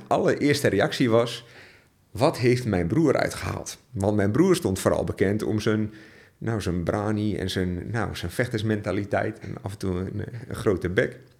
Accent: Borne, Overijssel, Netherlands; ik ben eh, geboren en getogen in het oosten van Nederland. Jo. Jazeker. Um, ehm, en wel te verstaan in het hele kleine plaatsje Borne

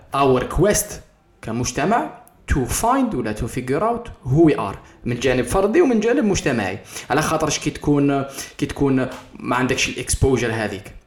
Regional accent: Algeria; انا فرد جزائري

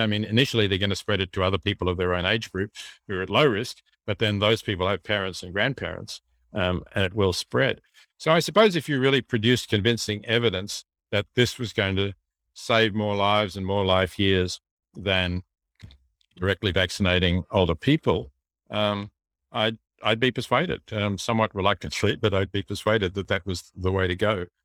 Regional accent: Australia; we have a large country, um, we have a lot of space

